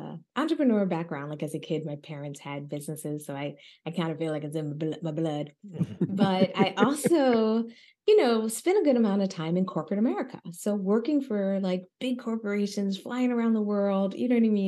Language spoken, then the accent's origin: English; Philadelphia, Pennsylvania, United States; I'm Black, I'm from Philly